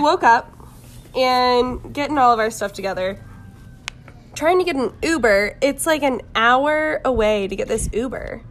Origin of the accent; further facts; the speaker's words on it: Jacksonville, Florida, United States; I'm from Jacksonville, Florida